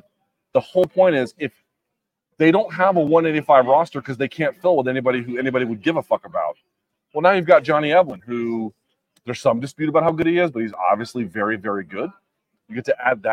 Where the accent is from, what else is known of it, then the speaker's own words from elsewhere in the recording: Washington, District of Columbia, United States; also born or lived in New York City / Oxon Hill, Maryland / Arlington; I grew up in DC proper. I lived as a teenager with my dad in DC proper.